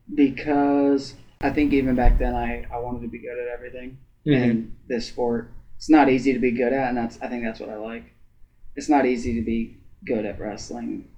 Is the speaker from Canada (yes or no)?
no; Ada, Ohio, United States; I'm from Ada. We had 66 in my graduating class